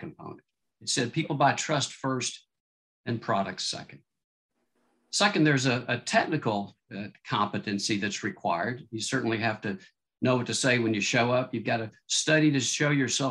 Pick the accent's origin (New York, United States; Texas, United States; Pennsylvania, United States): Texas, United States; Austin; born or raised there; also born or lived in Southern California